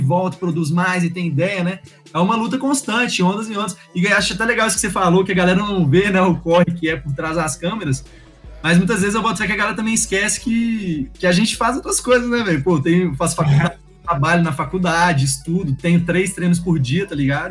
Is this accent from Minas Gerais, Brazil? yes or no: yes; Belo Horizonte, Minas Gerais, Brazil; moved away as an adult; now in United States; eu cresci aqui no Minas